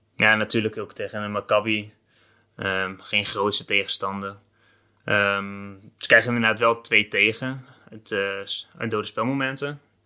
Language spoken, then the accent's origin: Dutch; Netherlands